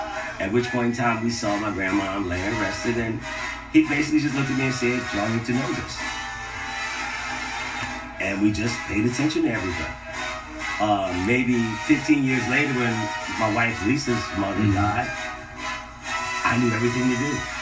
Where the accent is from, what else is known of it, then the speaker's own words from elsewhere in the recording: Philadelphia, Pennsylvania, United States; moved away; We grew up in North Philadelphia